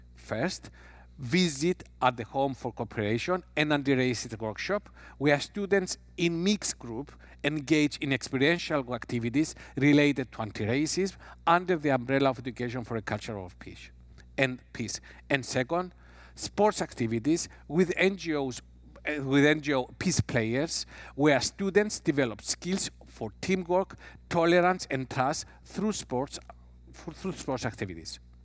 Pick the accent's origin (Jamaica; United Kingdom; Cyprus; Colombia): Cyprus; I'm coming from Cyprus